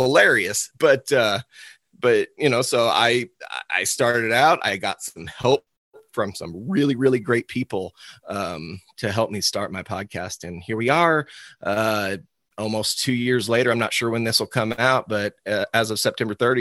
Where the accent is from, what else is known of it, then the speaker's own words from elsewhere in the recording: Cuba, Missouri, United States; I'm from Cuba, Missouri, just a little outside St. Louis. I was born and raised on my father's cow-calf operation.